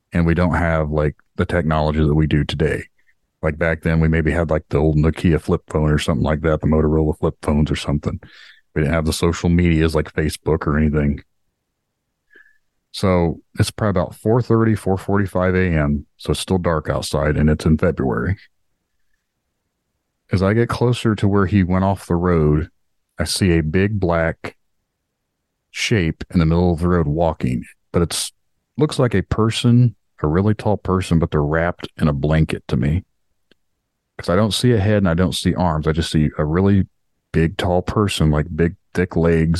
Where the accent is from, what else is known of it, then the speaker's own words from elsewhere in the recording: Indiana, United States; we stocked paper for the company that did paper pressing in my hometown